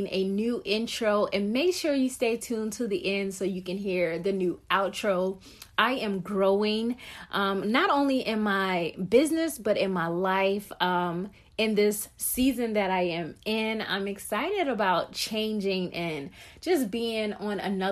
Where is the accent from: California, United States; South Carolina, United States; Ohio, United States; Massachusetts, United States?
South Carolina, United States; moved away as an adult; also born or lived in Fort Lee, Virginia / Fort Drum, New York / Odenton, Virginia / Woodbridge, Virginia; So I was born and raised in South Carolina, stayed there for 18 years.